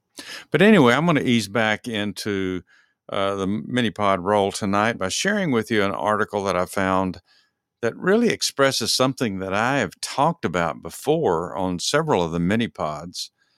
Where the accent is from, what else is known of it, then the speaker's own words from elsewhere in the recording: Texas, United States; now in Georgia, United States; I live in Georgia. Dennis Lee and I both live in Georgia, and we're both from Texas originally, so that's where our love is for these two states.